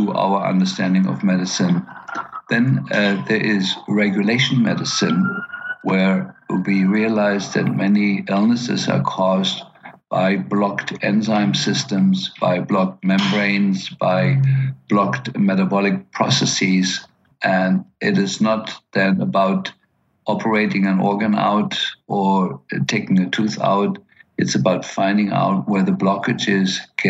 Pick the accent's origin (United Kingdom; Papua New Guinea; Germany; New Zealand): Germany; Berlin; moved away; I grew up in Berlin and post-war Berlin